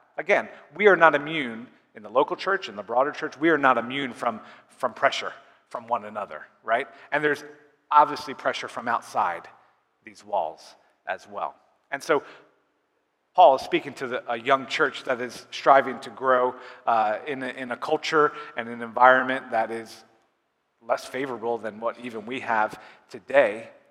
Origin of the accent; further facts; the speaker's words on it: United States; also born or lived in Uganda; us Americans, we take a lot of pride in being American